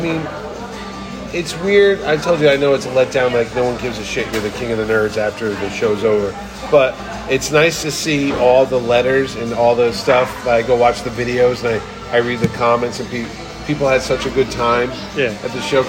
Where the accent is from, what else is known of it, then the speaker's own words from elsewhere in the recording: New Haven, Connecticut, United States; my hometown of New Haven